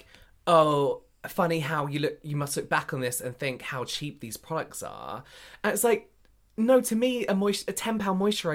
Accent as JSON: {"language": "English", "region": "England", "country": "United Kingdom", "said": "as English people"}